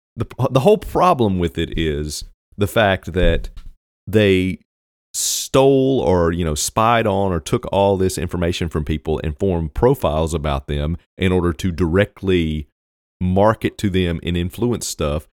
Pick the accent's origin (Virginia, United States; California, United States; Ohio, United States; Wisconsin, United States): Virginia, United States; I grew up in Virginia, so it's Virginia.